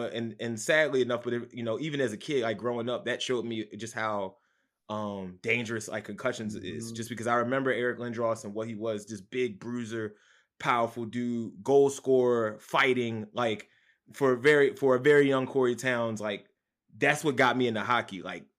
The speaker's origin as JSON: {"language": "English", "town": "Philadelphia", "region": "Pennsylvania", "country": "United States", "tie": "born or raised there", "moved": "as an adult", "lives_now": "Brooklyn, United States", "said": "Born and raised, yes, sir. Southwest Philadelphia."}